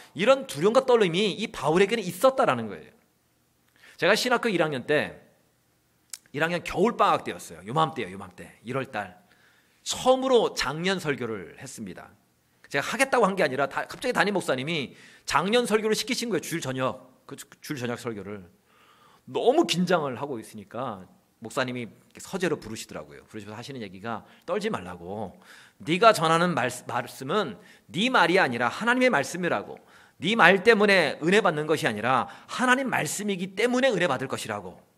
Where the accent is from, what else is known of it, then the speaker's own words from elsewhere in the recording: Chuncheon, Gangwon, South Korea; 제 고향이 춘천입니다.